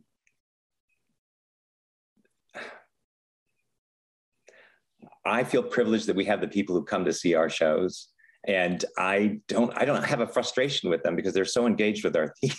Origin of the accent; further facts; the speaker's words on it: Chicago, Illinois, United States; moved away as an adult; also born or lived in San Francisco / New York; now in Sacramento, United States; I grew up in Chicago